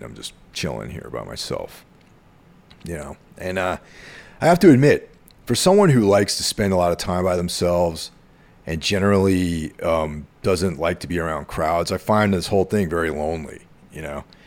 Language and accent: English; near the Connecticut border, close to Danbury, New York, United States; near where I grew up on the Connecticut border, close to Danbury